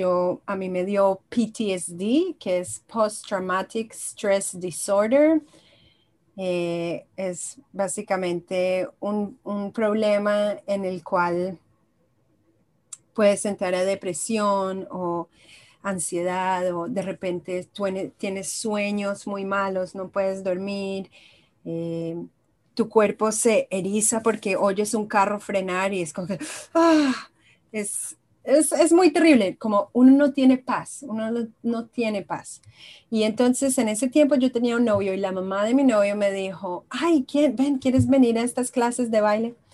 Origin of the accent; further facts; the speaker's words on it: Israel; moved away as an adult; also born or lived in Colombia; now in United States; Yo soy eh, colombiana y israelí. Soy mitad de mitad. Yo nací en Israel, luego cuando tenía dos años me mudé a Colombia, mi mamá es colombiana, luego a los 10 años me volví a Israel y luego a los 21 me pasé a vivir a Estados Unidos.